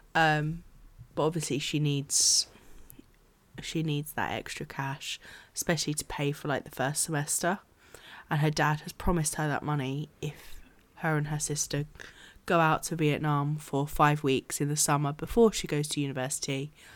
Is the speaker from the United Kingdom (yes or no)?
yes; United Kingdom; as a British person